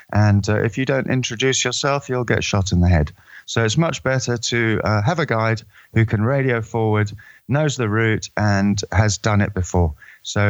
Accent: Eswatini; I'm from Swaziland in Southern Africa, otherwise known as Eswatini

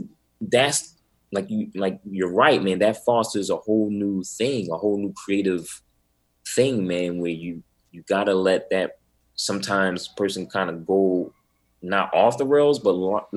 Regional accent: Atlantic City, New Jersey, United States; also born or lived in Pleasantville, New Jersey; And I grew up in Atlantic City, New Jersey. But on the weekends, I would go to my grandmother's house.

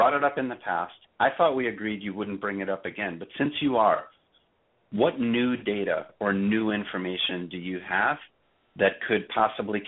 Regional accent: New York City, New York, United States; I was raised in Brooklyn

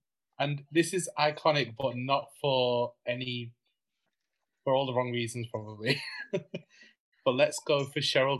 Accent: United Kingdom; I mean, we're British.

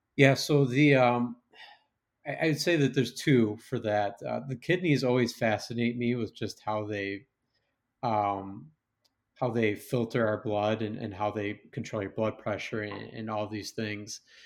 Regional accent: West Chicago, Illinois, United States; moved away; growing up in West Chicago

